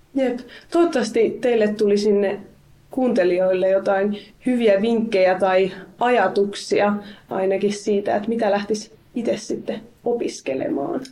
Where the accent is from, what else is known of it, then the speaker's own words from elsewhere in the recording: Helsinki, Uusimaa, Finland; mä itse siis Helsingistä kotoisin